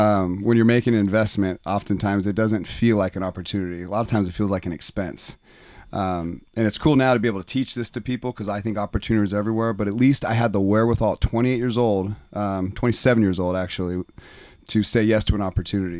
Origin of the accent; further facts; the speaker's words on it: Nevada, United States; now in Coeur d'Alene, United States; I grew up in Nevada. I now live in Coeur d'Alene, Idaho.